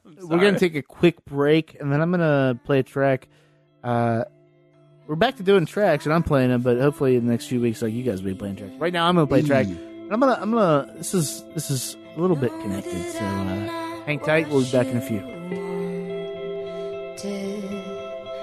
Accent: Virginia, United States; moved away; I am from Virginia, and I do not really ever want to go back there

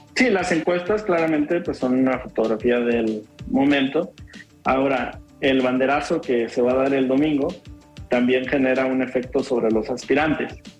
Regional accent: Jalisco, Mexico; somos pocos los jaliscienses que estamos en el Consejo Nacional

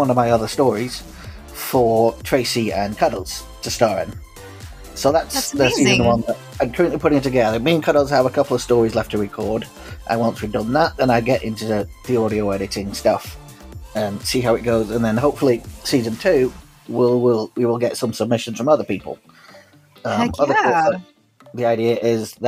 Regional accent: Lancashire, North West England, United Kingdom; also born or lived in Los Angeles, United States; now in Greater Manchester, United Kingdom; I grew up in Lancashire

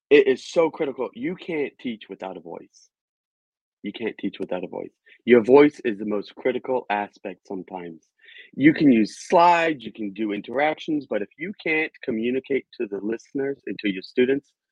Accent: Virginia, United States; Well, I am an American, I was born and raised in Virginia

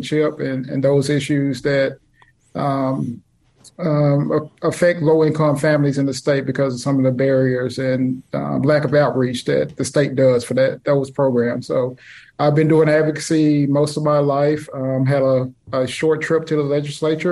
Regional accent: Jackson, Mississippi, United States; also born or lived in Yazoo County, Mississippi; I'm a native Mississippian. I grew up in Jackson, between Jackson and Yazoo County

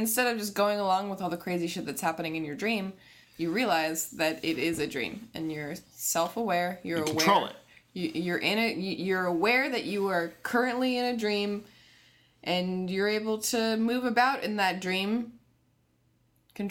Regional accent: Connecticut, United States; I'm from Connecticut

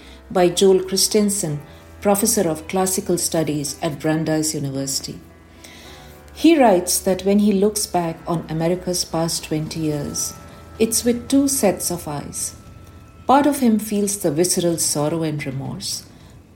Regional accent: India; now in Cambridge, United States; Growing up in India

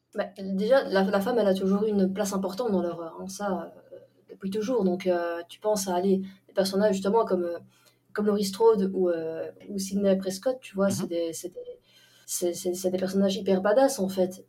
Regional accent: Belgium; chez nous, en Belgique

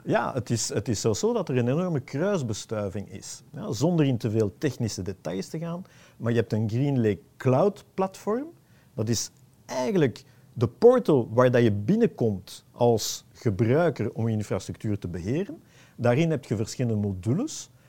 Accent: Antwerp, Flanders, Belgium; ik ben een Antwerpenaar

